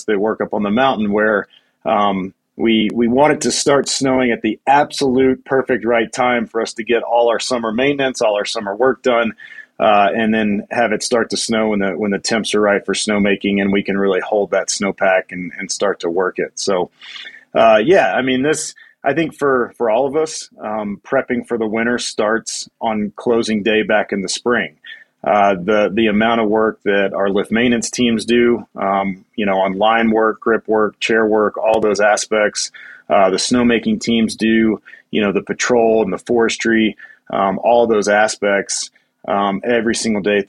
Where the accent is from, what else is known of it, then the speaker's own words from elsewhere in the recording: Nashville, Tennessee, United States; moved away as an adult; also born or lived in Telluride, Colorado; now in Taos, United States; I grew up in Nashville, Tennessee, of all places.